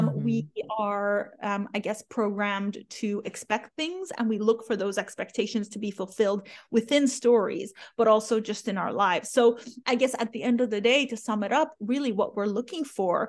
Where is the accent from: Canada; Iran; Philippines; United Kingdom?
Iran; born there; moved away; I'm a refugee. You know, I was born in Iran to a family of, you know, people who were respected in the community, doctors